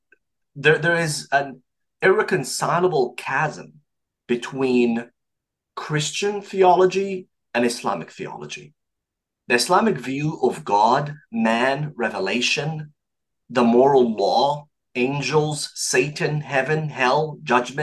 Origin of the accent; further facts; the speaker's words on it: Saudi Arabia; now in Montreal, Canada; I was born and raised in Saudi Arabia to an Egyptian father and a Saudi mother.